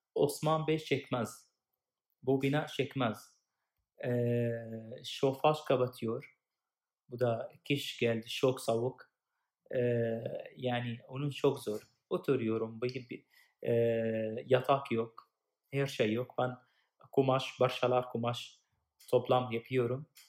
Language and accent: Turkish; Damascus, Damascus Governorate, Syria; Turkish is a second language; now in Turkey; Ben Suriyeliyim. 2013 e, Türkiye'de geldim. E, önceden biz Suriye'de savaş var. E, ben Şam, Şam şehirler.